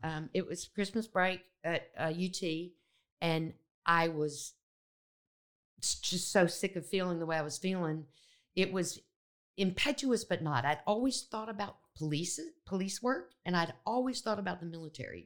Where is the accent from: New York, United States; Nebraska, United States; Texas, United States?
Texas, United States; Austin; moved away as an adult; also born or lived in Memphis, Tennessee; I grew up in Texas